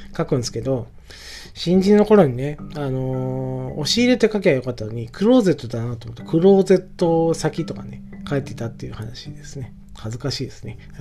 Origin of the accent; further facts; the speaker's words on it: Yabakei, Oita, Japan; うちの、えー、地元。で、耶馬渓とかね。えー、だから、えっ、と、大分県の北部の、もうちょっともう限定して言うと、まあ僕の田舎だから耶馬渓になる